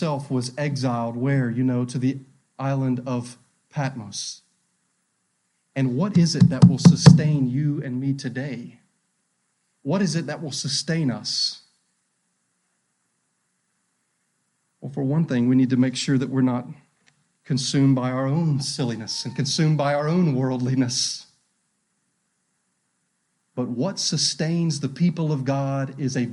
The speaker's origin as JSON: {"language": "English", "region": "North Carolina", "country": "United States", "said": "We up here in North Carolina, we're from North Carolina"}